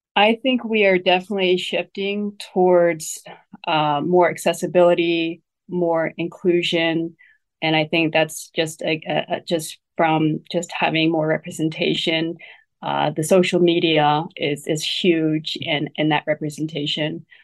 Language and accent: English; Ohio, United States; also born or lived in Taiwan; Growing up in Ohio